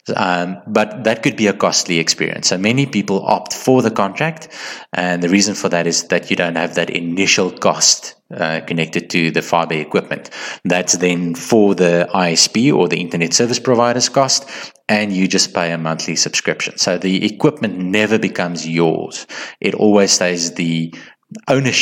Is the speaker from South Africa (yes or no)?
yes; South Africa; as a South African